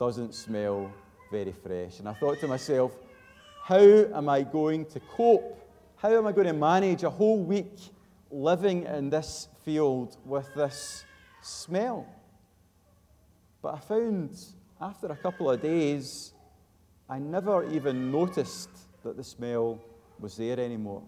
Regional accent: Glasgow, Scotland, United Kingdom; moved away; I'm from Glasgow originally

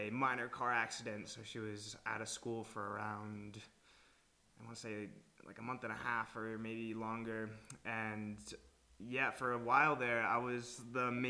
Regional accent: New York, United States; moved away as an adult; now in Madrid, Spain; I'm from the United States, from New York

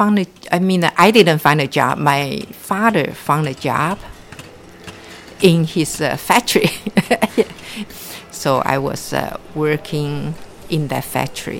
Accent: Hong Kong; also born or lived in Taiwan; now in Bay Area, United States; I was born and raised in Hong Kong, China

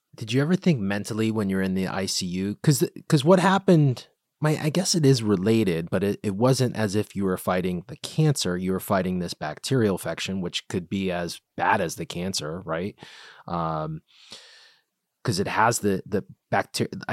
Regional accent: Bridgeport, Connecticut, United States; I'm from Bridgeport

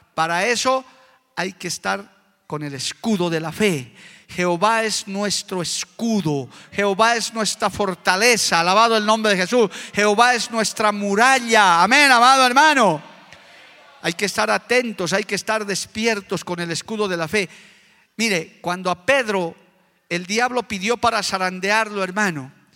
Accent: Bolivia; conozco mi tierra, sé cómo está mi país

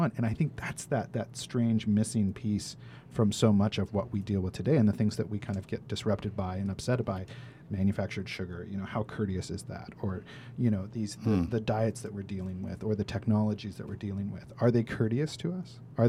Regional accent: United States; a kid growing up in America watching samurai movies my whole life

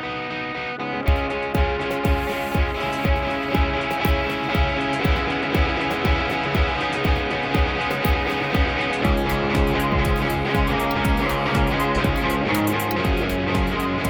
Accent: New York, United States; I'm from New York

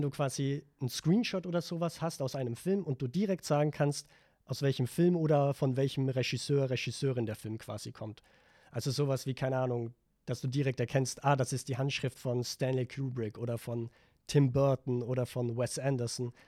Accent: Vorarlberg, Austria; moved away; ich komme eigentlich aus Vorarlberg

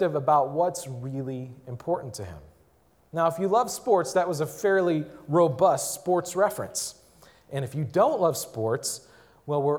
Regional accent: Milwaukee, Wisconsin, United States; I grew up in Milwaukee

